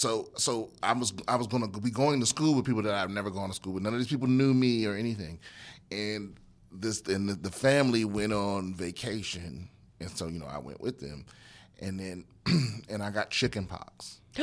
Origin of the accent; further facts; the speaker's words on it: Maryland, United States; yeah, Maryland.